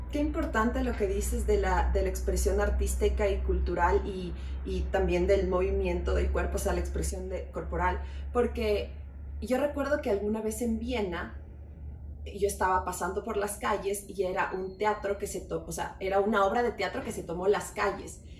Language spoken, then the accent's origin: Spanish; Ecuador; como ecuatorianos